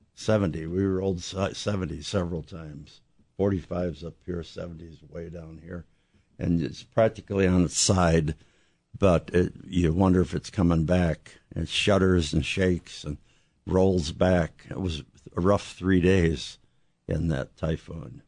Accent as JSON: {"language": "English", "region": "southern Illinois", "country": "United States", "tie": "born or raised there", "said": "I was, uh, living in southern Illinois, and, um, I was on a farm"}